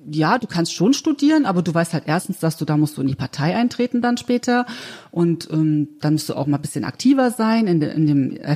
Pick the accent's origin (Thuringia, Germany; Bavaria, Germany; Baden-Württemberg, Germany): Thuringia, Germany; Okay, also ich bin in Ostthüringen aufgewachsen, also habe sozusagen die ganz normale DDR-Schule durchlaufen